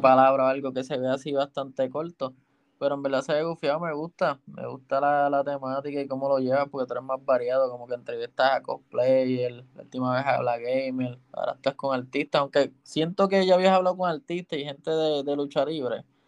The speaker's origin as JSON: {"language": "Spanish", "country": "Puerto Rico", "said": "yo soy de Calle y el estudio está en Santurce"}